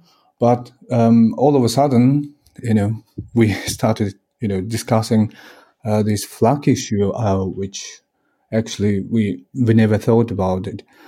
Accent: Kyrgyzstan; English is a second language; Yes, well, this is the least problem that we needed to, you know, to be solved at the moment.

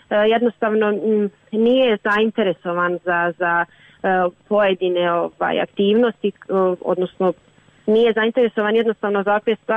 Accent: Prijedor, Republika Srpska, Bosnia & Herzegovina

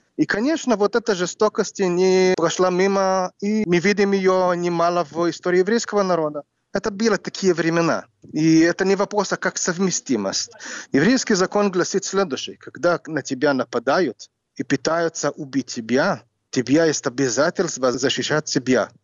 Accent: Jerusalem, Jerusalem District, Israel; Russian is a second language; moved away as an adult; also born or lived in New York / Ukraine; now in Kryvyi Rih, Ukraine; Я родился в Иерусалиме

